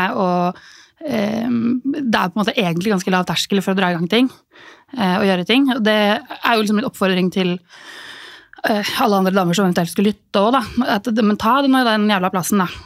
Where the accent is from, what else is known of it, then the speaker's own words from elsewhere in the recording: Norway; vi er jo nordmenn, vi er jo sosialt awkward.